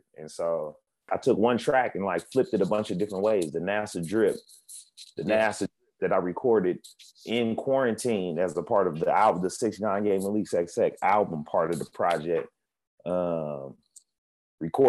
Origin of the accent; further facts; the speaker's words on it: Oakland, California, United States; now in Los Angeles, United States; I live in LA, but I'm from Oakland